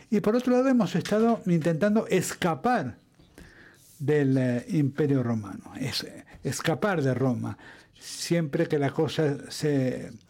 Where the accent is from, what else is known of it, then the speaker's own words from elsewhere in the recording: United Kingdom; Spanish is a second language; Bueno, yo sigo siendo un europeo apasionado, un europeo británico, y existen, ¿eh? existimos, existimos los europeos o los europeístas británicos y además estamos intentando regresar.